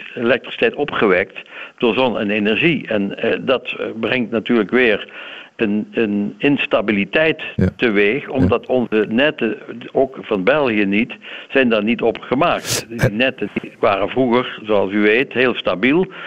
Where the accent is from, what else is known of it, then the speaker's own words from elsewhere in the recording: Limburg, Netherlands; ik ben zelf een Limburger hoor, dus dat is geen Hollander.